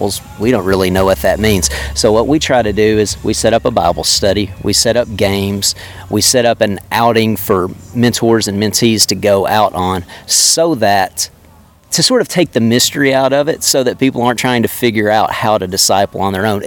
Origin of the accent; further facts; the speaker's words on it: the Delta, East Arkansas, United States; now in North Little Rock, United States; I'm from East Arkansas, the Delta, so I'm from the country